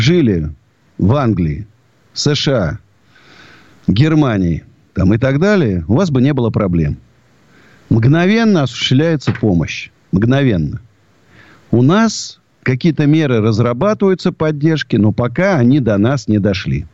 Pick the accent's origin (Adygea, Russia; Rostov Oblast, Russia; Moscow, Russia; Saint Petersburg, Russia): Moscow, Russia; я русский до вот, до мозга, я даже не русский, я даже москвич